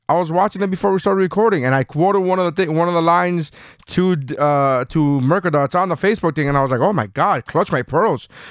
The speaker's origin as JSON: {"language": "English", "town": "Miami", "region": "Florida", "country": "United States", "said": "we're from Miami"}